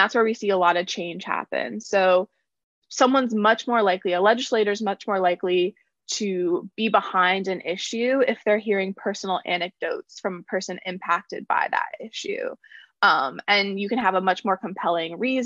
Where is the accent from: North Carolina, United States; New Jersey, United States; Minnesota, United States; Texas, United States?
North Carolina, United States; Concord; I grew up in Concord, North Carolina